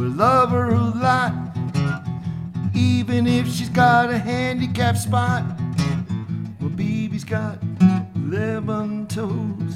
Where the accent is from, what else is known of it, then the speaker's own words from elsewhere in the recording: upstate New York, United States; moved away as an adult; now in Ogden, United States; I'm originally from upstate New York